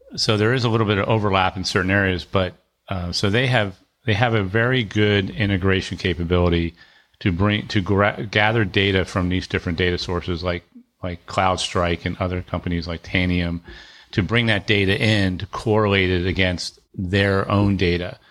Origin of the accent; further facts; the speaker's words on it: Annapolis, Maryland, United States; I grew up near Annapolis, and my dad had a business